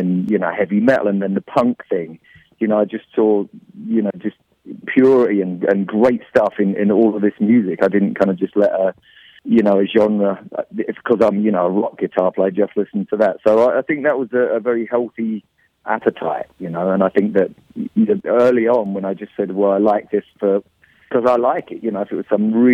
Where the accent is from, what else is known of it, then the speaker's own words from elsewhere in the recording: London, United Kingdom; moved away; I grew up in London